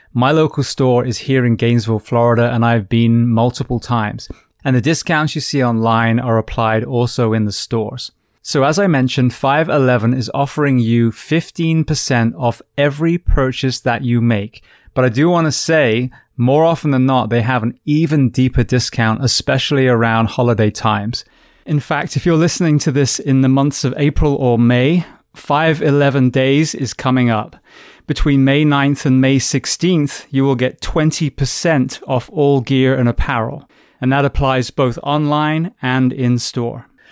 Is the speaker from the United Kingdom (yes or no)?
yes; United Kingdom; coming from the U K